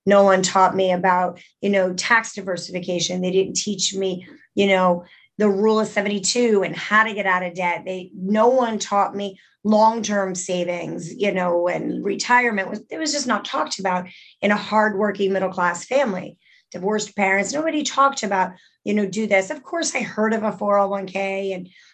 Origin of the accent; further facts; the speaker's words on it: Middletown, New Jersey, United States; I grew up in Middletown, New Jersey, about 45 minutes away from New York